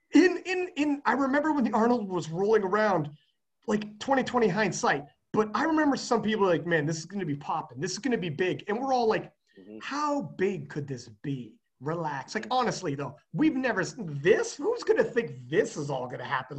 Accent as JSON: {"language": "English", "country": "Canada", "said": "I'm a Canadian"}